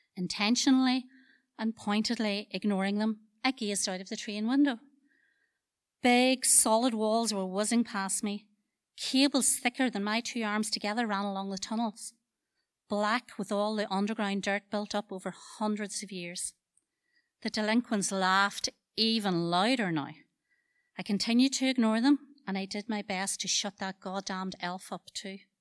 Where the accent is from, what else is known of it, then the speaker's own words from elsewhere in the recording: Dungiven, Northern Ireland, United Kingdom; I'm a culture from Dungiven